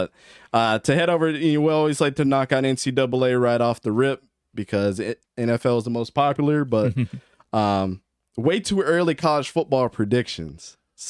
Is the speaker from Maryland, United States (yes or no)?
yes; Baltimore, Maryland, United States; Grew up in Baltimore